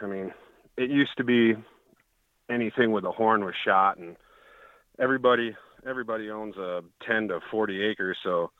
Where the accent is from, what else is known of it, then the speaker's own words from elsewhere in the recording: Michigan, United States; I'm from Northern Michigan.